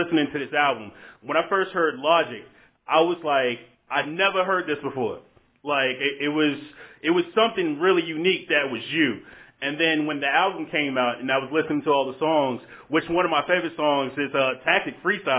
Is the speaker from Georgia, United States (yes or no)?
yes; Augusta, Georgia, United States; You're actually from my hometown, Augusta.